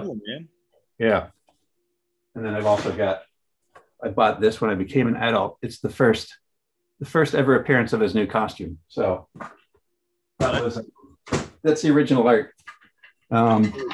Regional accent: Kitchener, Ontario, Canada; when I was a kid growing up in Kitchener, Ontario in Canada

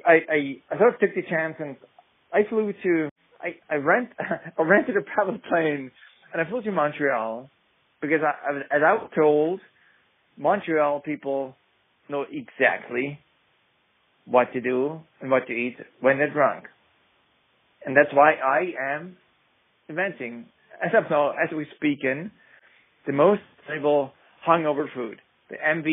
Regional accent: Vienna, Austria; I come from Vienna, Austria

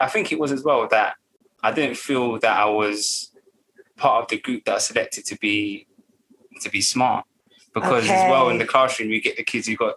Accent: London, United Kingdom; I grew up in Hackney, and Hackney was known as the murder mile

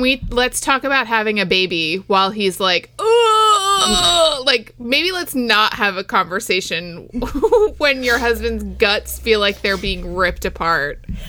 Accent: West Islip, New York, United States; It's my hometown

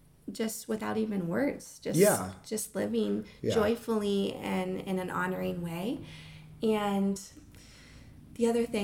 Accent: Hawaii, United States; So growing up in Hawaii, our community service at Hawaiian Mission Academy was to learn traditional hula dancing.

